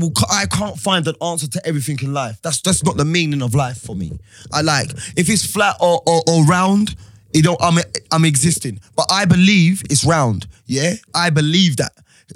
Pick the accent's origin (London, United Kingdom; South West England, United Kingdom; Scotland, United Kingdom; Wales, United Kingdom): London, United Kingdom; I'm from the hood. I'm from Hackney.